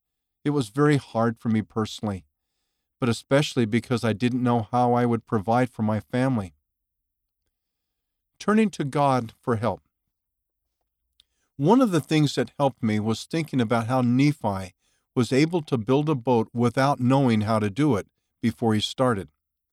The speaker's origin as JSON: {"language": "English", "country": "Mexico", "tie": "born or raised there", "said": "When I was younger, I attended a private university in my home state in Mexico."}